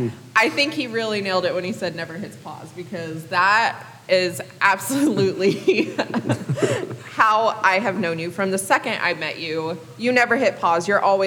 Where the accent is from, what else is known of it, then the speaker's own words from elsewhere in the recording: the South, United States; I apparently am known as the Southerner with an appetite